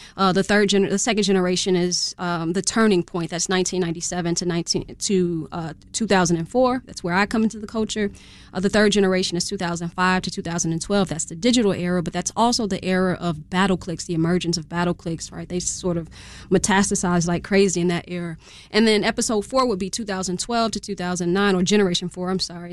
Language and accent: English; Chicago, Illinois, United States; I grew up in Chatham